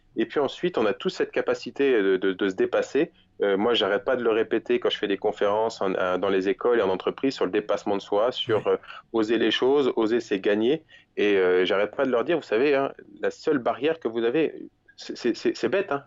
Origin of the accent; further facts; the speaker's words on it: France; Je suis français